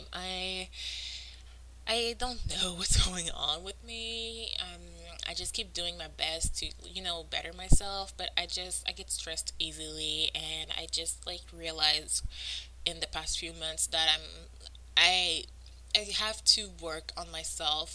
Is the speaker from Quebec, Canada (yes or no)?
yes; Montreal, Quebec, Canada; first language French; English is a second language; I'm from Montreal, which means I'm French-Canadian, which means French is my first language